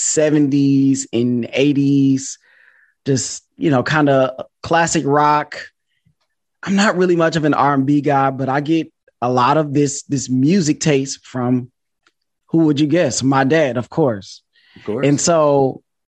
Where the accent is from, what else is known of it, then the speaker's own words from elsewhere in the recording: Detroit, Michigan, United States; I'm from Detroit